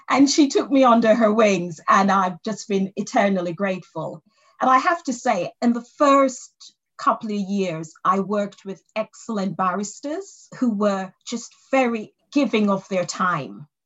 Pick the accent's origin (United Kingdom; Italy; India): United Kingdom; England; born there; I was born in in England.